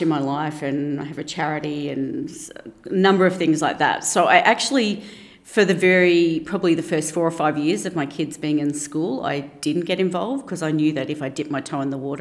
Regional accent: Brisbane, Queensland, Australia; I grew up in Ferny Grove in Brisbane, so I have not moved far from home

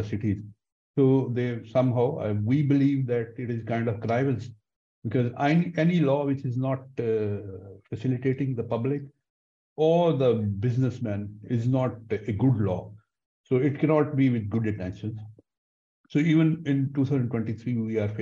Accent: Pakistan; being Pakistani

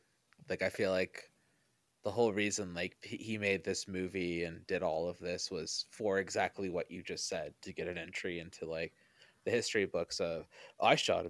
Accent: Canada; accent: Canadian; My boss keeps finding my Canadian accent when I talk, and I'm just like, I don't think I have one, and he's like, yeah, you do.

